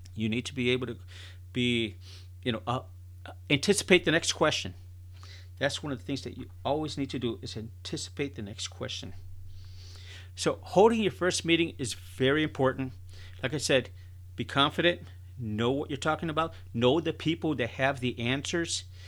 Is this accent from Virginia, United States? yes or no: no; Chicago, Illinois, United States; I was born and raised in Chicago, Illinois